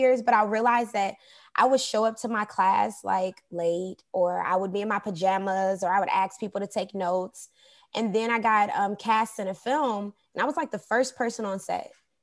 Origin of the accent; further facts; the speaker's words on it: Detroit, Michigan, United States; moved away as an adult; also born or lived in Hollywood; now in Los Angeles, United States; I was raised in Detroit, Michigan. So I'm from the D.